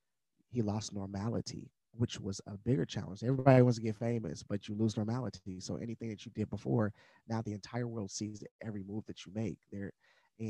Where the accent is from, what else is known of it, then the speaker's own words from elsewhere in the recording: Madisonville, United States; I didn't come from the West Hills of West Virginia, but I grew up in Madisonville.